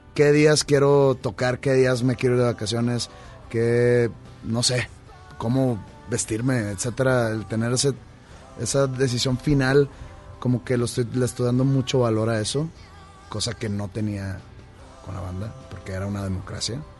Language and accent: Spanish; Monterrey, Nuevo León, Mexico; ser profeta en mi tierra